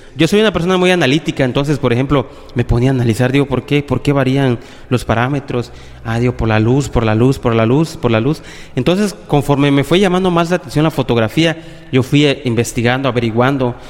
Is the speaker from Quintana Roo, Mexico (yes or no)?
yes; Playa del Carmen, Quintana Roo, Mexico; also born or lived in Cancún / Tabasco; yo nací en Cancún, actualmente y casi toda mi vida he vivido en aquí en Playa del Carmen, solo nací en Cancún, eh, mis papás son de Tabasco